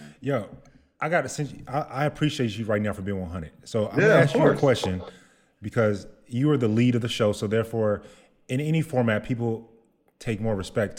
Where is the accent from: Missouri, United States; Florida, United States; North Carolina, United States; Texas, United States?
Texas, United States; I'm from Texas.